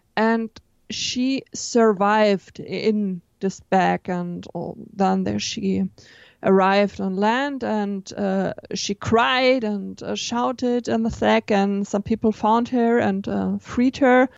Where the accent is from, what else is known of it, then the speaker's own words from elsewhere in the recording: Baden-Württemberg, Germany; English is a second language; where I come from, this is not, uh, very far away from Stuttgart. It's about twenty kilometers